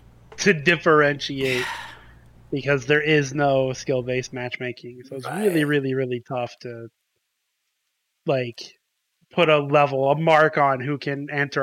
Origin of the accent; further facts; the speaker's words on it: United States; I'm American.